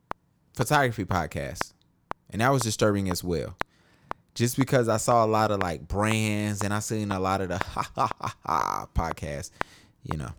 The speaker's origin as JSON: {"language": "English", "town": "Charlotte", "region": "North Carolina", "country": "United States", "tie": "born or raised there", "said": "Born and raised in Charlotte, North Carolina"}